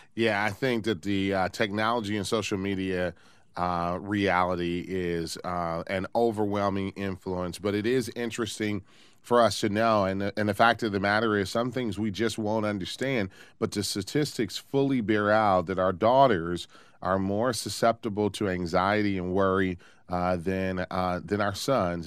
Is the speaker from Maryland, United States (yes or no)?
no; Detroit, Michigan, United States; moved away; Love taking calls from my hometown